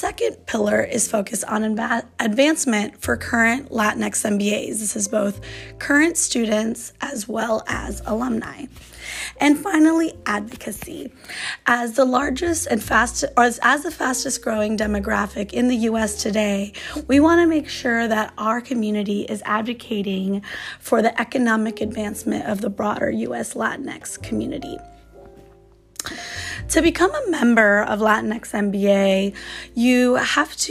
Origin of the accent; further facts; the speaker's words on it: Chicago, Illinois, United States; now in San Francisco, United States; I grew up in Chicago